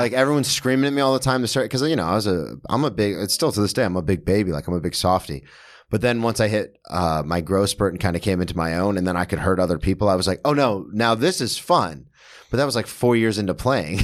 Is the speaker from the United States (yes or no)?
yes; Daytona Beach, Florida, United States; moved away as an adult; now in New York, United States; I'm from Daytona, which had one of the best club teams in the state of Florida